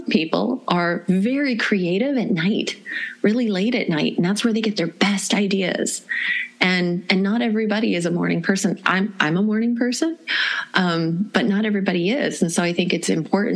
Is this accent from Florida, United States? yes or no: yes; Florida, United States; I grew up in Florida